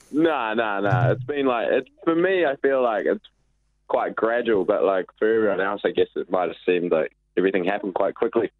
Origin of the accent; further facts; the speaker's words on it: Raglan, Waikato, New Zealand; moved away as an adult; now in Auckland, New Zealand; I've spent most of my time like growing up in Raglan.